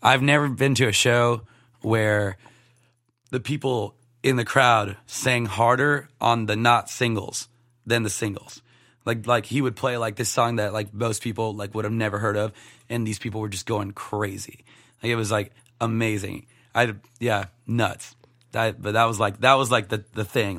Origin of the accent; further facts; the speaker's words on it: Sebring, Florida, United States; moved away as an adult; also born or lived in Chattanooga, Tennessee; now in Nashville, United States; my hometown is Sebring, Florida, Highlands County.